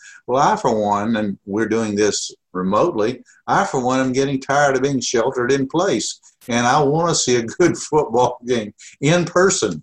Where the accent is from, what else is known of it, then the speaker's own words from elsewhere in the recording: near Atlanta, Georgia, United States; moved away as an adult; now in Omaha, United States; I grew up near Atlanta, so I was a Georgia Tech fan for much of my first 18 years